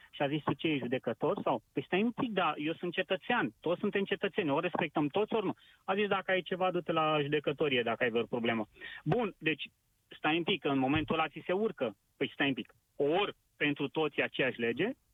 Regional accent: Pitești, Argeș, Romania; sunt din Pitești

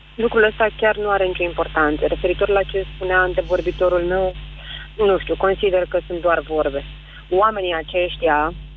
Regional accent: Constanța, Constanța County, Romania; now in Bucharest, Romania; eu sunt de la Constanța și m-am mutat la București

